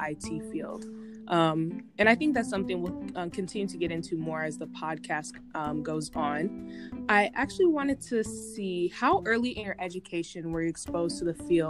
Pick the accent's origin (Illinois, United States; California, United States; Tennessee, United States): Illinois, United States; Homewood; now in Michigan, United States; I'm originally from Homewood, Illinois